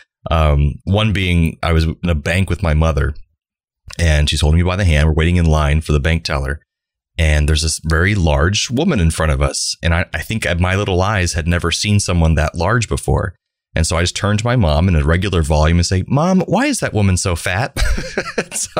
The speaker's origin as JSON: {"language": "English", "region": "Central Florida", "country": "United States", "tie": "born or raised there", "said": "Growing up in Central Florida in the 1990s"}